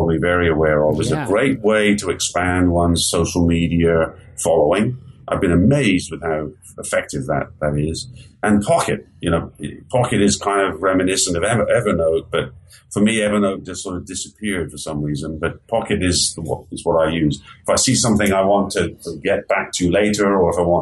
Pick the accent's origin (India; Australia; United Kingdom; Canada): United Kingdom; England; moved away as an adult; now in United States; I grew up in England